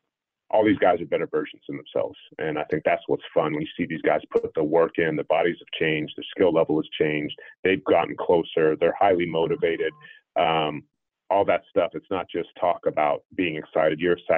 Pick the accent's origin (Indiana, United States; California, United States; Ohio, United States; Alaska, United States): Alaska, United States; Anchorage; also born or lived in Palo Alto; Yeah, my dad got his PhD from Stanford Hospital, and so that's why I was born in Palo Alto. And within the first 6 months of me being on this earth, we moved up to Anchorage, Alaska.